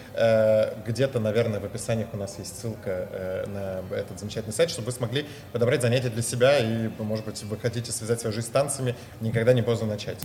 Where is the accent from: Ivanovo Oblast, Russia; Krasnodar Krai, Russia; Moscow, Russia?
Moscow, Russia; я родился в Москве